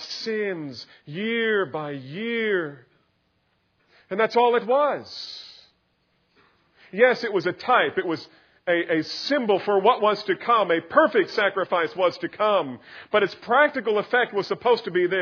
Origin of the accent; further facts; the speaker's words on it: New Jersey, United States; I grew up in New Jersey